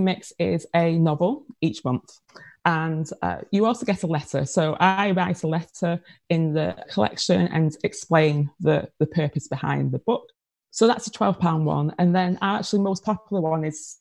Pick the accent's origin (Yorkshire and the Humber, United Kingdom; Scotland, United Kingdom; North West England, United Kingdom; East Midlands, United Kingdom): North West England, United Kingdom; Manchester; accent: Manchester; now in London, United Kingdom; That's your Manchester accent. It is. Yes. I'm a Mancunian. It's actually my 20th anniversary in London this year